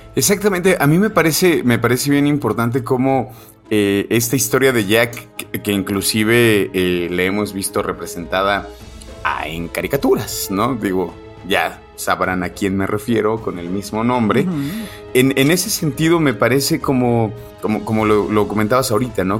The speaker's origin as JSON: {"language": "Spanish", "country": "Mexico", "also_born_or_lived": "Aguascalientes", "said": "festejar nosotros como mexicanos"}